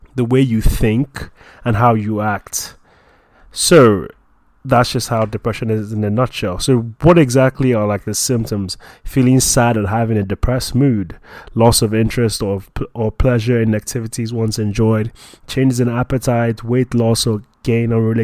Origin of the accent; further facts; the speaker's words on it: Nigeria; I'm a Nigerian, I'm a Christian